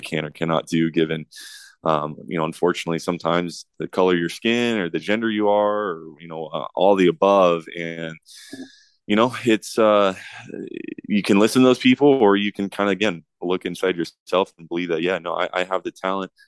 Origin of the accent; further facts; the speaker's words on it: Southern California, United States; growing up in Southern California around the U S C Trojans